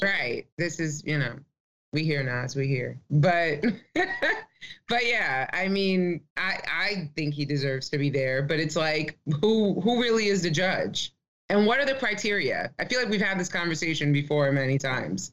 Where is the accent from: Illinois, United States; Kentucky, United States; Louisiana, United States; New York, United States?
New York, United States; New York City; I as a New Yorker